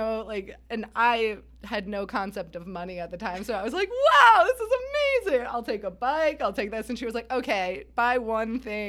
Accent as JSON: {"language": "English", "region": "Rhode Island", "country": "United States", "tie": "born or raised there", "said": "I grew up in Rhode Island"}